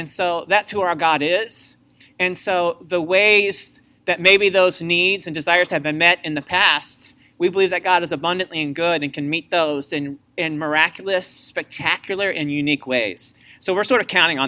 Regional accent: Missouri, United States; I was from Missouri

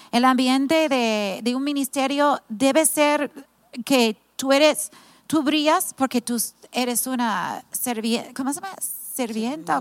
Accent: California, United States; also born or lived in Mazatlán, Mexico; now in Tepic, Mexico; Yo soy de California, viví 10 años en Mazatlán

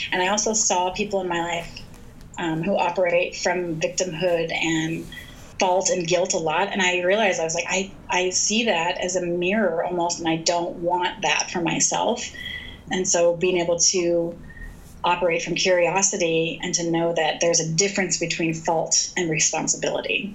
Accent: United States; now in Bend, United States; I was born in the United States of America

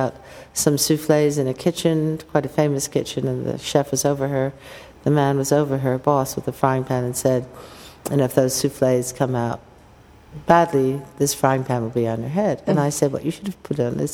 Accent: United States; as an American

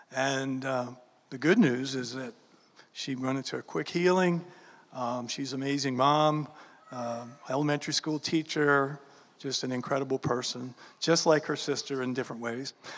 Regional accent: New Orleans, Louisiana, United States; I was born and raised in New Orleans, Louisiana.

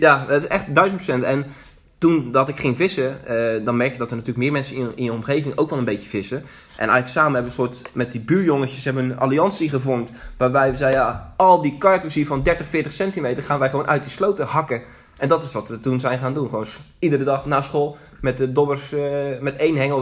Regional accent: Zeeland, Netherlands; geboren en getogen in Zeeland.

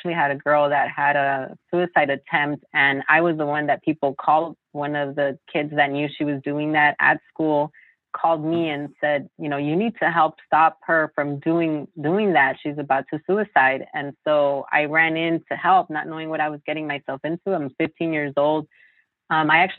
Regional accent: Los Angeles, California, United States; I'm actually born and raised in Los Angeles, in South

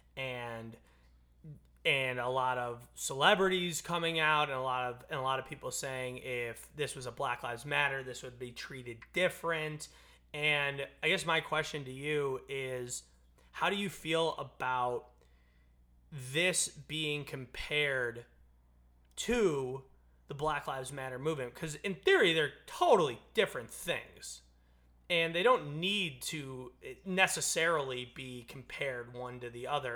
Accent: United States; as an American, as the American people

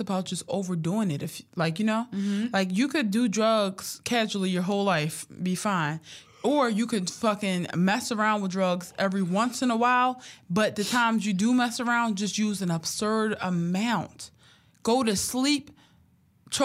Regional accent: Philadelphia, Pennsylvania, United States; But because I'm from Philly, he was right.

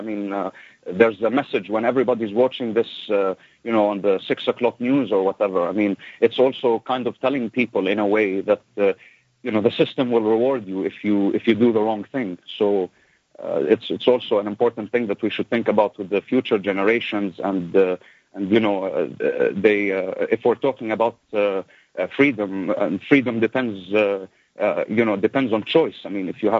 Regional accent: Lebanon; also born or lived in United States; now in United Kingdom; I was born and raised in the Middle East, and my family had to move, and, you know, we first went to the U.S. and we lived there for a while, and because of the war in the Middle East, and we came from Lebanon

